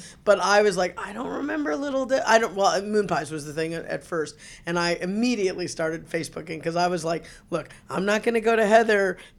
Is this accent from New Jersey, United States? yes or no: no; Chicago, Illinois, United States; I grew up in Chicago, as you all know